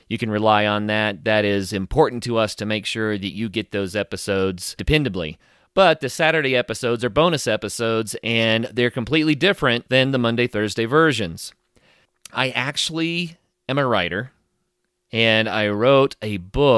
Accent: northeastern Oklahoma, United States; my hometown in Oklahoma, where I grew up

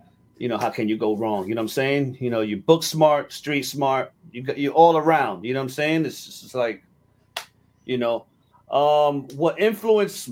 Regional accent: Newark, New Jersey, United States; I was born and raised in Newark, New Jersey, on the south side.

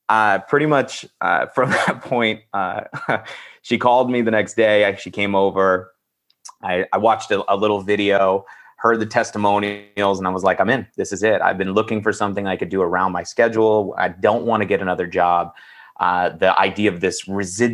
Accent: Northern California, United States; moved away as an adult; also born or lived in San Francisco Bay Area / Los Angeles; now in Phoenix, United States; I was born in the Bay, but I grew up in the sticks in Northern California.

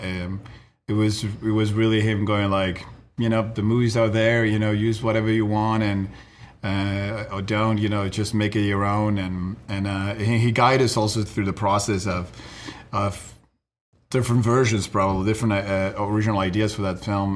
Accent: Uruguay; moved away; we're from Uruguay as well, so we we grew up in a different reality.

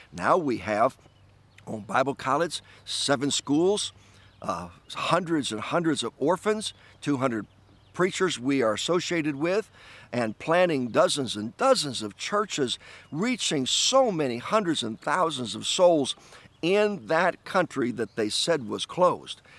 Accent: New York, United States; my home state of, of New York

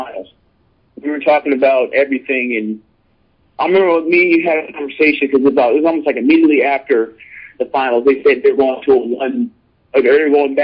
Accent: Central Florida, United States; I grew up in Central Florida

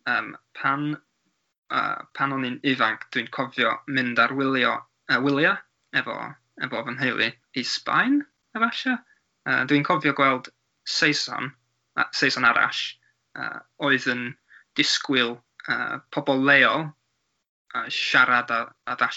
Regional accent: Wales, United Kingdom; accent: North Wales; Welsh is a second language; Mae'n ma gwneud i fi siarad a grando mm. efo pobl leol o Gogledd Cymru, felly mae fy acen yn swnio

